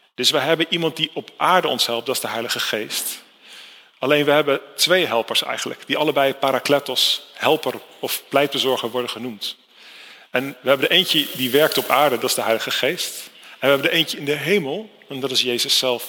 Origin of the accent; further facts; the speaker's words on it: Netherlands; ik kom uit Nederland